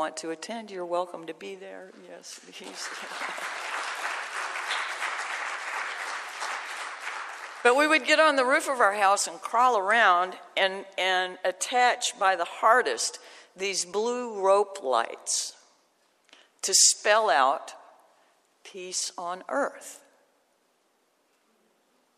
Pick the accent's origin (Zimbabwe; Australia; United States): United States; Shreveport, Louisiana; I grew up in Shreveport